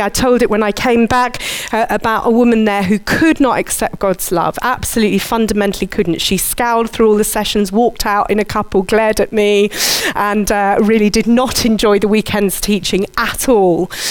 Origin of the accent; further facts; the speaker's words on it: Surbiton, London, United Kingdom; I grew up in Surbiton